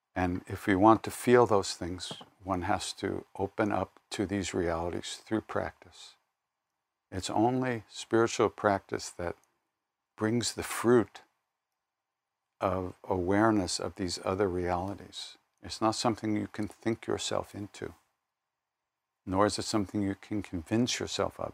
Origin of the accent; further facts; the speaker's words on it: Long Island, New York, United States; I'm from Long Island